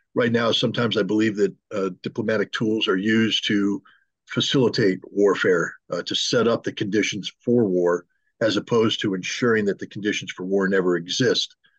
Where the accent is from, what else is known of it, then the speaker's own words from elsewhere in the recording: United States; I'm a very loyal American, patriotic American.